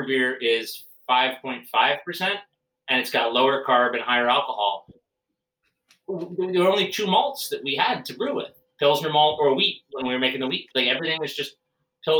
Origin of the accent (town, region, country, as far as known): United States